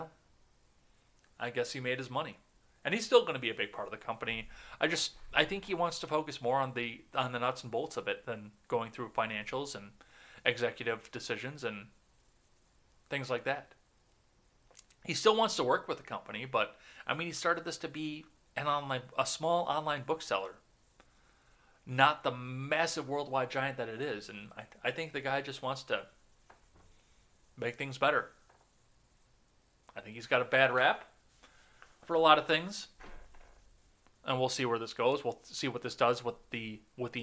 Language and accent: English; Wisconsin, United States; this comes from my home state